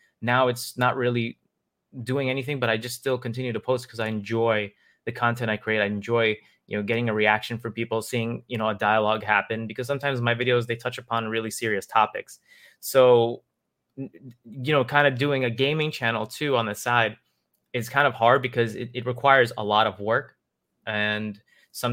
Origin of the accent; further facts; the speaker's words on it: New York City, New York, United States; I grew up in Queens and Queens, New York